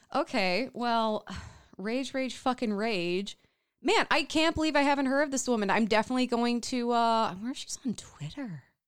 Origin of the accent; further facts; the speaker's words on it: Minnesota, United States; we are from Minnesota